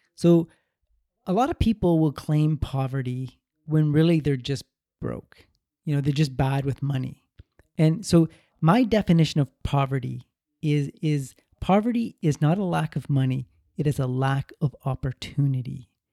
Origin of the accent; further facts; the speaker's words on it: Canada; I was born in Canada, a, a very prosperous country, full of opportunity